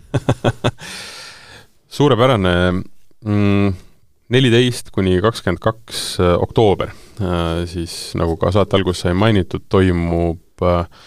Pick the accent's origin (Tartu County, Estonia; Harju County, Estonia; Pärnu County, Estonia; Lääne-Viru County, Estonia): Tartu County, Estonia; Tartu; ma ise olen äh, Tartust pärit